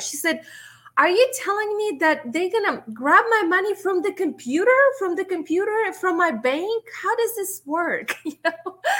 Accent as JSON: {"language": "English", "country": "Russia", "moved": "yes", "lives_now": "United States", "said": "I'm from Russia originally"}